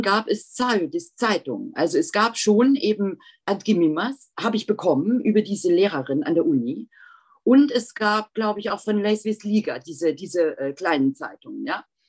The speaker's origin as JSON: {"language": "German", "country": "Germany", "also_born_or_lived": "Leipzig / Lithuania", "said": "ich war ja Deutsche"}